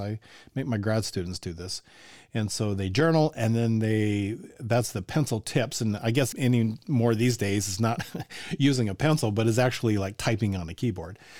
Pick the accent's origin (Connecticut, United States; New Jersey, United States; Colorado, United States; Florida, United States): Colorado, United States; now in Indiana, United States; I grew up in Colorado